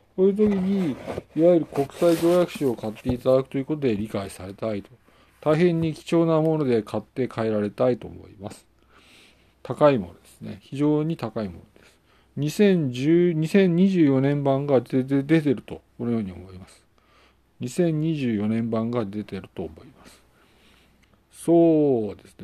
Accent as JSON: {"language": "Japanese", "country": "Japan", "tie": "born or raised there", "also_born_or_lived": "Saitama", "said": "日本国で、まあ、生まれ育って日本に住んでいて"}